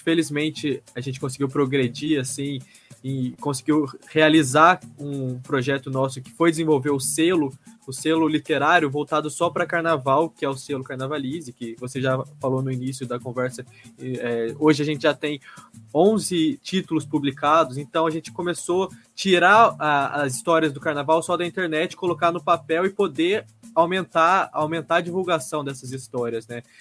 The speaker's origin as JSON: {"language": "Portuguese", "town": "Guaratinguetá", "region": "São Paulo", "country": "Brazil", "said": "Eu sou paulista do interior, Guaratinguetá"}